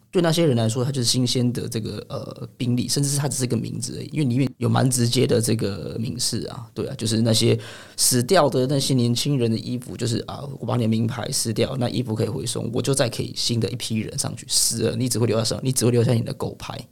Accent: Taipei, Taiwan; also born or lived in Chiayi County; 但我其实老家在嘉义县，但我是台北土生土长

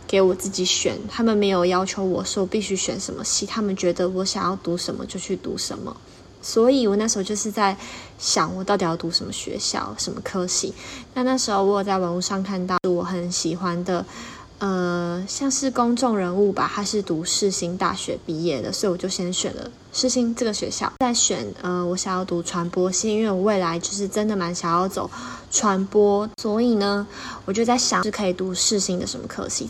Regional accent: Miaoli, Miaoli County, Taiwan; moved away as an adult; now in Taipei, Taiwan; 因为以前在苗栗，我的家乡

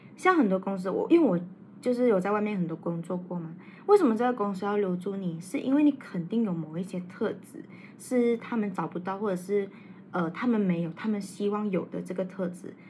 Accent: Malaysia; 我们马来西亚人

